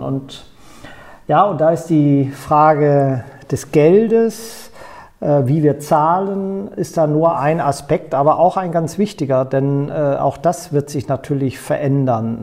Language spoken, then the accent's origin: German; Bünde, North Rhine-Westphalia, Germany; also born or lived in Baden-Württemberg; in meiner Heimatstadt Bünde